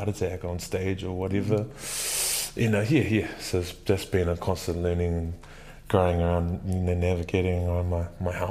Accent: Dunedin, Otago, New Zealand; now in Wellington, New Zealand; I grew up in Dunedin

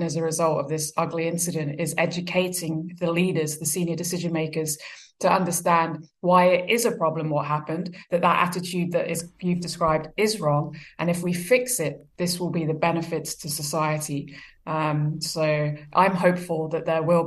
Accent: Brighton, South East England, United Kingdom; moved away as an adult; also born or lived in Australia / New Zealand; Brighton Hove Albion, which is where I grew up in England

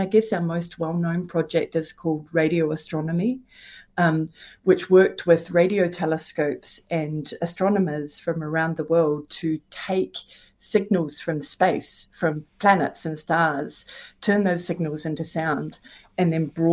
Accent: Dunedin, Otago, New Zealand; also born or lived in London / Newcastle / Brighton / Amsterdam; now in Singapore; We love nature as New Zealanders, and I'm certainly one of those

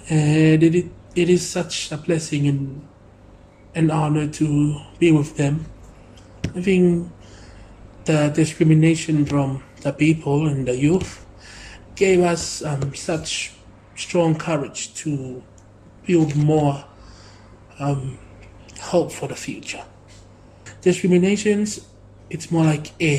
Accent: Tonga; I was being raised up here

